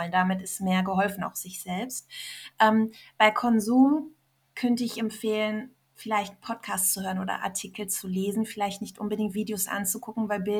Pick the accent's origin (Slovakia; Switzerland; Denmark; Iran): Iran; also ich als Iranerin habe ihr so viel zu verdanken